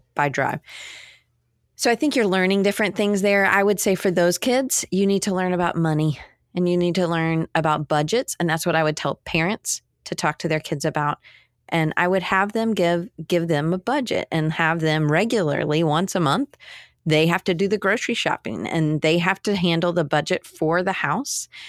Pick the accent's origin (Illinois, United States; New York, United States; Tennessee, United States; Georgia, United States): Georgia, United States; Atlanta; I grew up in Atlanta.